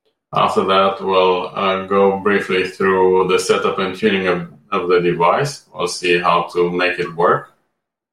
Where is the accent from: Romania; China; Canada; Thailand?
Romania; moved away as an adult; also born or lived in Amsterdam, Netherlands; now in United Kingdom; I was born and raised in Romania, where I graduated from medical school